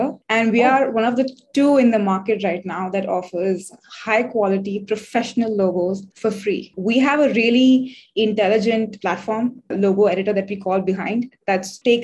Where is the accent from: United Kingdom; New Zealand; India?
India; I'm from India